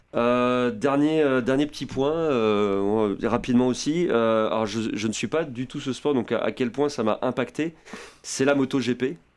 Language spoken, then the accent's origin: French; France; en tant que Français